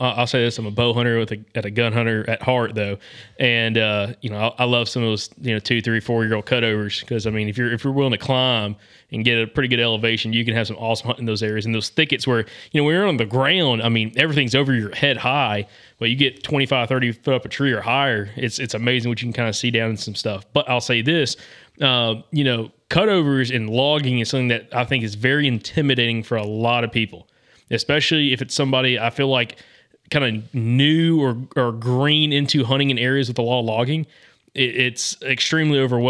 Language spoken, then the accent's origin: English; the South, United States; as a Southerner